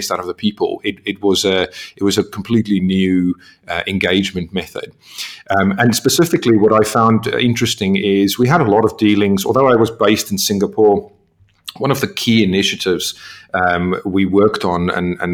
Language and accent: English; South Africa; moved away; being South African